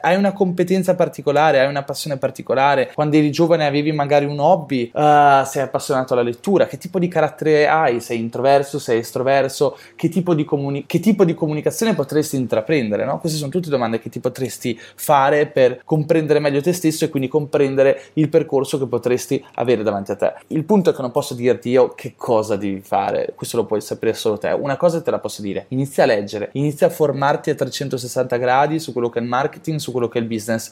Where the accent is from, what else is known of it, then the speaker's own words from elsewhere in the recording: Italy; siamo italiani